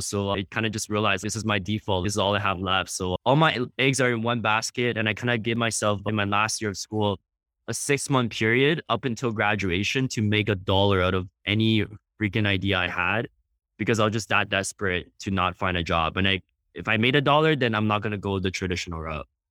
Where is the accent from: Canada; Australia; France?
Canada; we're Canadian